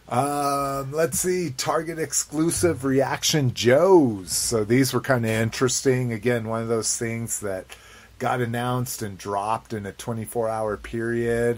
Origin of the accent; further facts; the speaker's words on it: United States; as an American